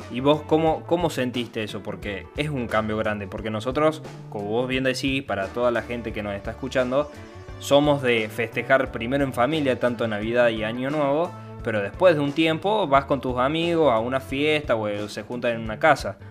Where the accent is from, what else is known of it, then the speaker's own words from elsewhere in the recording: Argentina; nací acá en Argentina, soy argentino, bien argentino